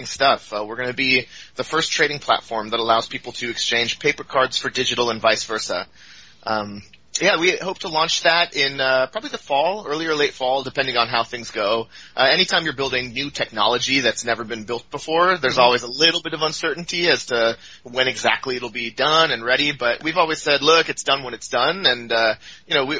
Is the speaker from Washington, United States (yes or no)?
yes; Seattle, Washington, United States; moved away as an adult; now in Oakland, United States; I lived in Seattle. That's kind of where I grew up. Ever since, elementary school, lived up there in the Pacific Northwest